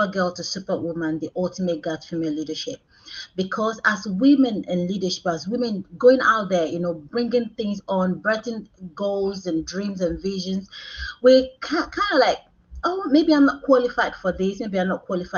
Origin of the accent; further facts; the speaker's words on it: Nigeria; moved away as an adult; now in United Kingdom; I'm Nigerian. I came to the United Kingdom about 13 years ago. So I didn't grow up in this country.